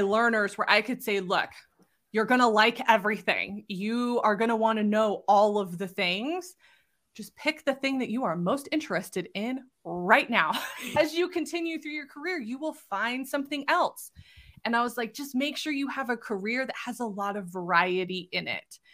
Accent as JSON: {"language": "English", "region": "Southern California", "country": "United States", "moved": "as an adult", "lives_now": "Utah, United States", "said": "I'm originally from Southern California and spent the majority of my life there."}